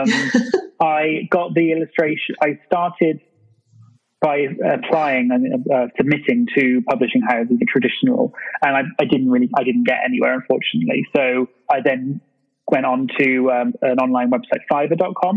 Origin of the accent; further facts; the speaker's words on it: England, United Kingdom; also born or lived in London; you may have guessed from the accent, I'm from England. I'm currently living in London